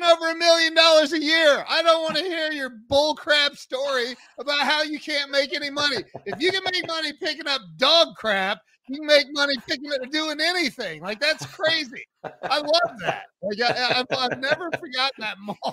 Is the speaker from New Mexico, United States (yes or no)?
no; Northwest Ohio, United States; I grew up in Northwest Ohio, so we had a lot of snow in the winters